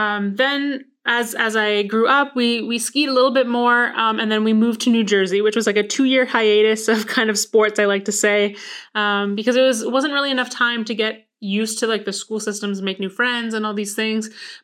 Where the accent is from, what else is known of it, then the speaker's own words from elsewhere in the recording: Vancouver, British Columbia, Canada; born there; I was born in Vancouver, British Columbia. So that is actually where there are large mountains.